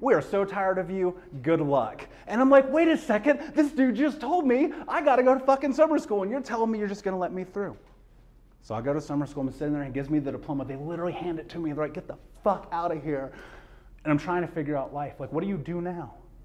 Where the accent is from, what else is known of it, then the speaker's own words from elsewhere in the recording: Indianapolis, Indiana, United States; I grew up in Indianapolis, grew up in America